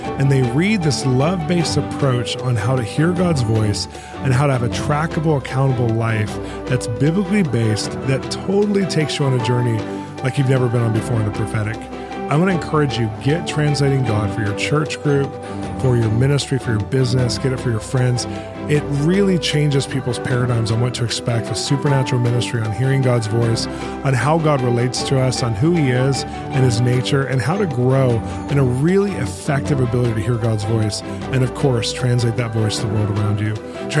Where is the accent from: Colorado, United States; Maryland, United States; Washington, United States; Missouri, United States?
Missouri, United States; Kansas City; I grew up in the prayer movement. I grew up around International House of Prayer in Kansas City and different places.